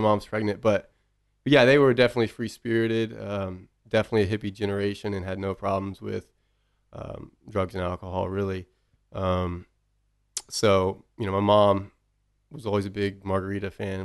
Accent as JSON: {"language": "English", "town": "Bryan", "region": "Texas", "country": "United States", "tie": "born or raised there", "said": "We grew up in Bryan"}